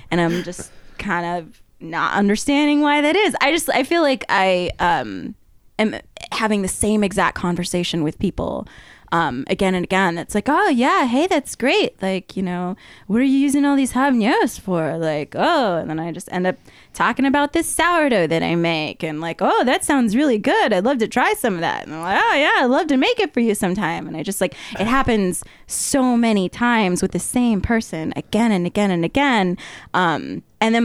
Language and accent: English; Arizona, United States; moved away as an adult; now in Oregon, United States; I'm from Arizona.